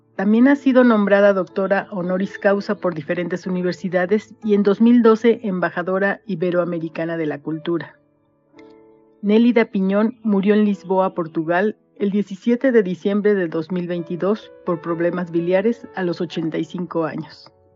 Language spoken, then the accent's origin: Spanish; Mexico; also born or lived in Metepec, State of Mexico; soy mexicana, tengo 59 años y vivo en Metepec, Estado de México